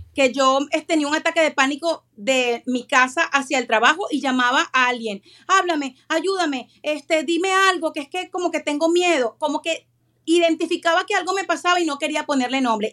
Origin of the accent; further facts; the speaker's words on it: Venezuela; moved away; Soy venezolana, vengo de un país dividido completamente por la política